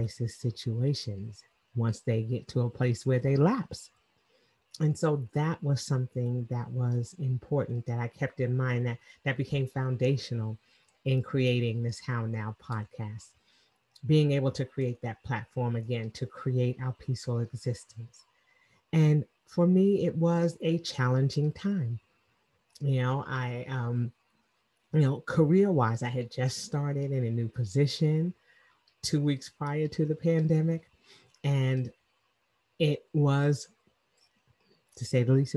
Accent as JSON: {"language": "English", "town": "New York City", "region": "New York", "country": "United States", "moved": "as an adult", "lives_now": "Atlanta, United States", "said": "I'm originally from Queens, New York, and I moved to Atlanta 25 years ago"}